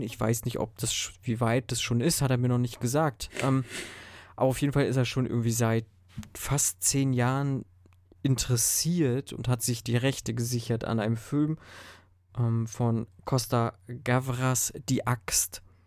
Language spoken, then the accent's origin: German; Germany; bei uns in Deutschland